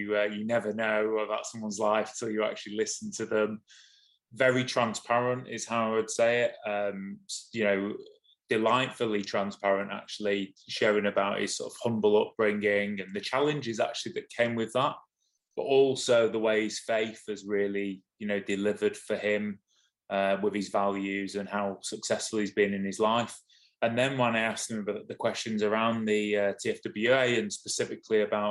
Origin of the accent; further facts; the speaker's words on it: Manchester, North West England, United Kingdom; I'm from Manchester.